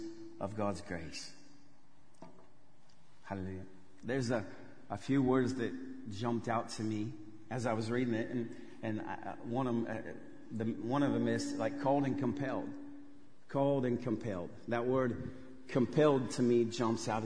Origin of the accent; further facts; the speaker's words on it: Westerville, Ohio, United States; moved away as an adult; now in Saratov, Russia; I grew up here in Westerville, went to a good old Huber Ridge Elementary